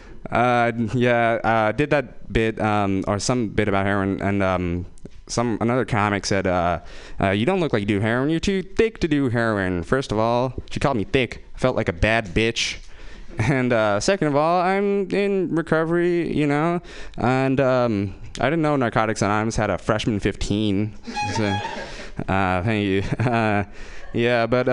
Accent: Fremont, California, United States; I'm from Fremont

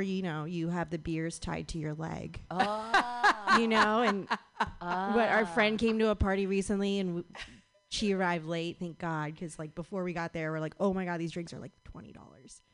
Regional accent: Mendocino, California, United States; moved away as an adult; now in San Francisco, United States; I grew up in Mendocino, and so I come down here a lot.

